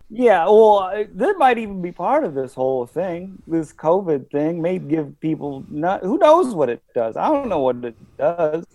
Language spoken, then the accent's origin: English; Michigan, United States; now in New York, United States; I grew up in the Michigan woods.